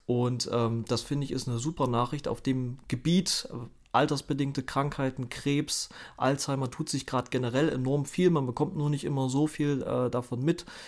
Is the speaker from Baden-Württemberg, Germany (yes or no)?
no; Thuringia, Germany; ich komme ja aus Thüringen